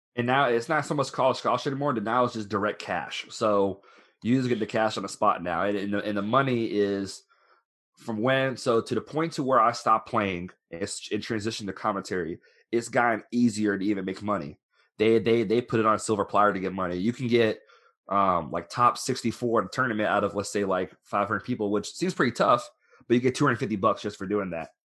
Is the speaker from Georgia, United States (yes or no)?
no; Florida, United States; moved away as an adult; also born or lived in Orlando, Florida; now in Louisville, United States; I'm originally from Florida